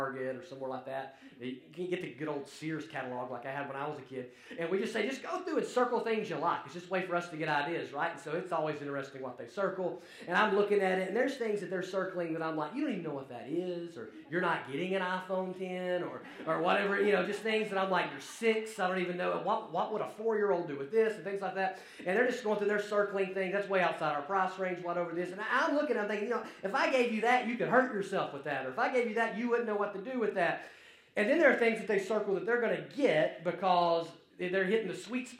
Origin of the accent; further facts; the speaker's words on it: Alabama, United States; accent: Alabama; now you get to deal with my accent, and so it's quite the change there from across the pond to Alabama